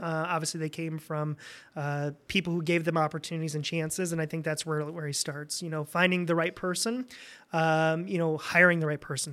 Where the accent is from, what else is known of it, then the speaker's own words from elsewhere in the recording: Fort Wayne, Indiana, United States; moved away as an adult; also born or lived in Michigan; now in Lansing, United States; was born and raised in Indiana. Uh, most people think I'm from Michigan 'cause I've been here for so long, but, uh, grew up in Fort Wayne